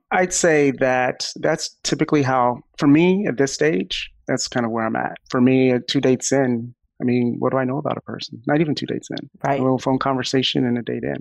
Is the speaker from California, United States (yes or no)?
no; Florida, United States; I'm from Florida